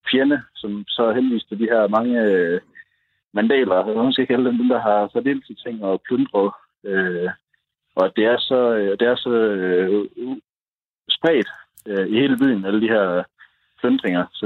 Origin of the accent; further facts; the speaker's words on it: Støvring, North Denmark Region, Denmark; moved away as an adult; also born or lived in Aarhus; now in Santiago, Chile; jeg kommer fra Støvring, men, øh, men øh, studerede i, i Aarhus, og der, øh, der mødte jeg så en, øh, en chilensk pige, som øh, blev forelsket i, og så øh, gik det, som det gik, at jeg tog til Chile for at bo med hende